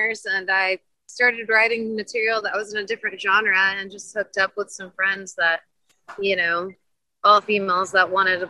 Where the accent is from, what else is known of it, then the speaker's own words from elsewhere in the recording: Houston, Texas, United States; now in Austin, United States; I grew up in Houston, Texas, moved here